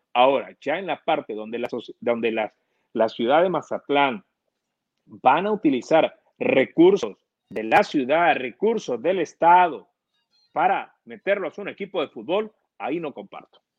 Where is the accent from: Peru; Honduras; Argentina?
Honduras; nosotros los hondureños